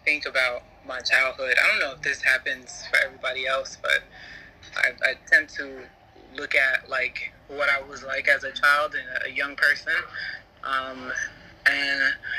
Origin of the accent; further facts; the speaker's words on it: United States; as an American, but having African parents and African family